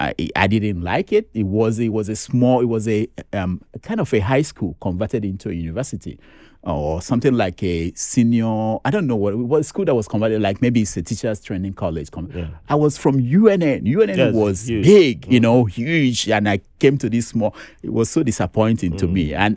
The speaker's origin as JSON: {"language": "English", "country": "Nigeria", "tie": "born or raised there", "said": "I didn't know how to speak Pidgin English, you know, being that I grew up in the East."}